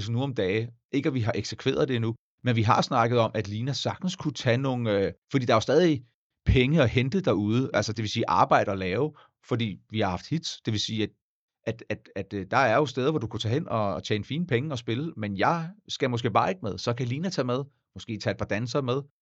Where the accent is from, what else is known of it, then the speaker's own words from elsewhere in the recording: Denmark; jeg er dansker